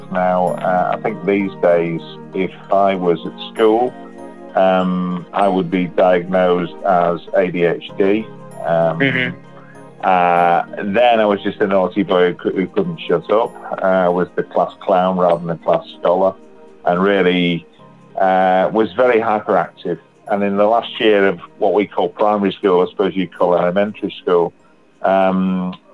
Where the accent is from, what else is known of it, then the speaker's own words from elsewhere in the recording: England, United Kingdom; I'm uh, from England. I live in uh, a place called Batley, which is in West Yorkshire, which is in the north of England.